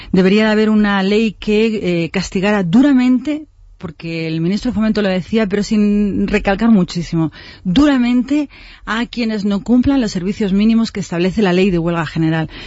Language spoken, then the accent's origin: Spanish; Spain; que pagará el consorcio, que somos todos los españoles.